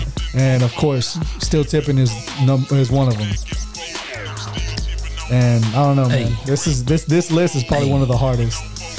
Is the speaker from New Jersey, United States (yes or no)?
no; Texas, United States; growing up in Texas